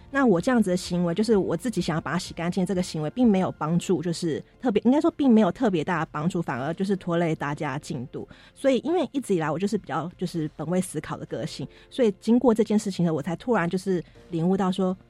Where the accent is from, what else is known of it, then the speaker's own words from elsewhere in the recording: Taiwan; 我们是台湾人